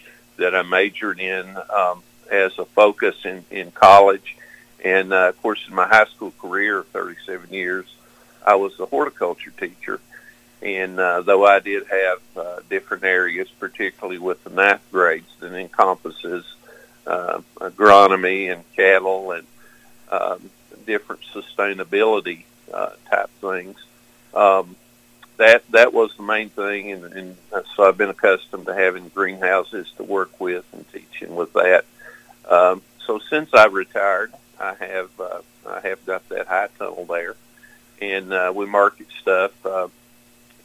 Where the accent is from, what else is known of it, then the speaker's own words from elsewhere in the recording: Knox County, southeastern Kentucky, United States; I am from Knox County, down in the corner of southeastern Kentucky